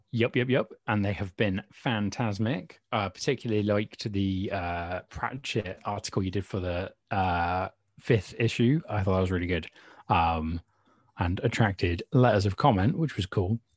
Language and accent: English; United Kingdom; accent: British; I am, as you probably can tell from my accent, um, uh, British